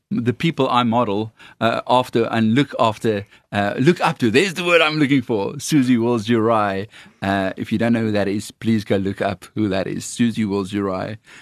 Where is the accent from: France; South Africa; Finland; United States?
South Africa; accent: Afrikaans; my Afrikaans accent